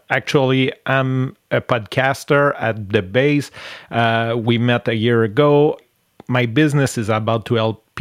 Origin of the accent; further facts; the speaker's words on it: Canada; accent: French-Canadian; English is a second language; Since I'm French, I really love going on English podcasts and speak and just show my so nice accent, my French-Canadian accent